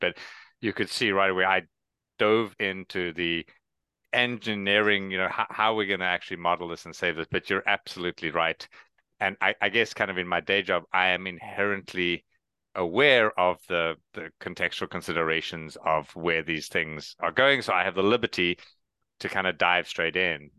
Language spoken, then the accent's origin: English; South Africa; moved away; also born or lived in Canada; I am originally from South Africa, which is why I have the accent and no one else does